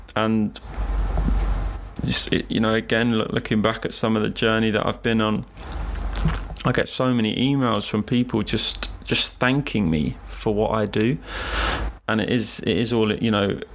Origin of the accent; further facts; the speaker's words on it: London, United Kingdom; London, being born here and just growing up in London